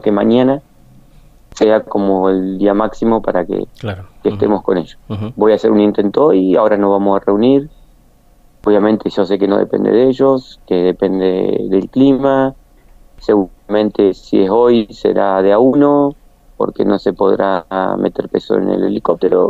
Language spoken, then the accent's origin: Spanish; General San Martín, La Pampa, Argentina; San Martín, de donde soy oriundo